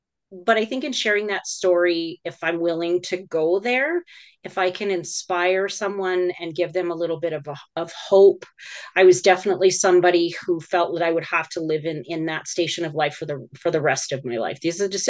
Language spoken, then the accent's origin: English; Alberta, Canada; born there; I was born in Alberta.